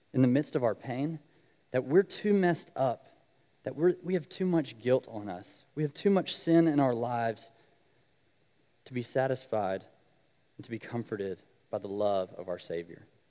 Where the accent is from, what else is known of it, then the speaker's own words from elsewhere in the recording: Alabama, United States; moved away as an adult; now in Oxford, United States; I am not originally from Mississippi, I'm from Alabama